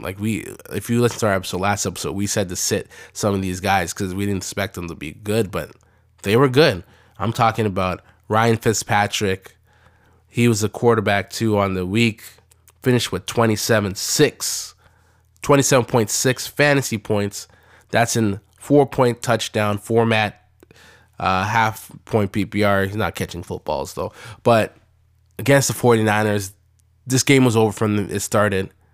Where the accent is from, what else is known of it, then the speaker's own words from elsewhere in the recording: Canada; we're Canadian